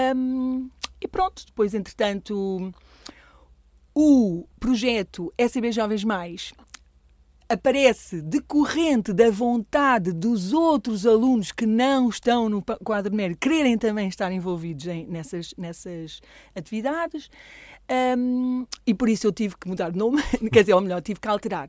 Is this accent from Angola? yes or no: no; Coimbra, Centro, Portugal; moved away as an adult; now in Alcobaça, Portugal; eu não sou de cá, não é? Eu sou de Coimbra